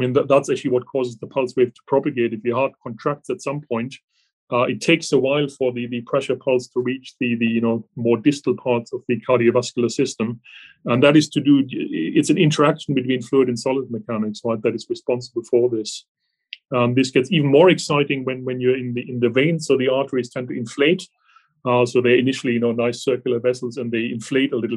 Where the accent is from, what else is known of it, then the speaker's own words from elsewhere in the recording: Germany; English is a second language; moved away as an adult; I actually started off as an engineer originally in Germany. You can probably hear from my accent that I'm not from this country originally